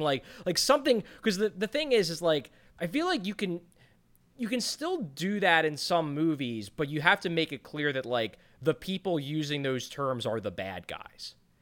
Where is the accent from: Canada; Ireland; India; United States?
Ireland; I'm Irish